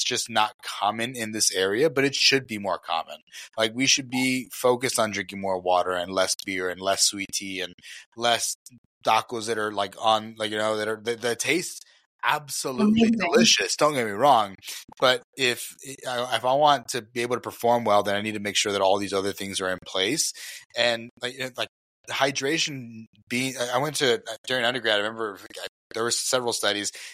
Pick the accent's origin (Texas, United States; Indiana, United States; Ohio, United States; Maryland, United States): Texas, United States; Elsa; I grew up in South Texas around right by Mexico